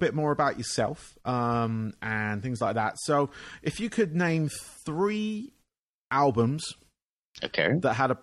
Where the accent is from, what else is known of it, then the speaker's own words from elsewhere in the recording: England, United Kingdom; I grew up in England